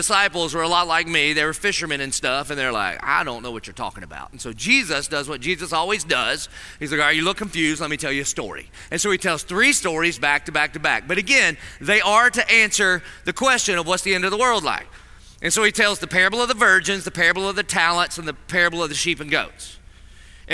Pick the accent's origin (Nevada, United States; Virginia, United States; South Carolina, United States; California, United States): South Carolina, United States; Dillon; I'm from Dillon, so I was about in the 11th grade before I realized what we were spelling.